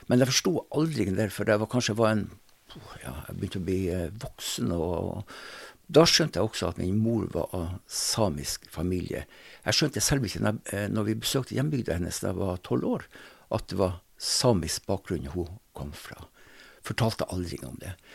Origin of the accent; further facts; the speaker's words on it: Sortland, Nordland, Norway; accent: North Norwegian; moved away as an adult; now in Drammen, Norway; når jeg vokste opp, på tidlig 60, så var det slik at eh, da var det ikke sånn at man jobba en periode om bord og en periode på land. Da var det slik at eh, de fulgte renneskøyta fra Sortland, der jeg kommer fra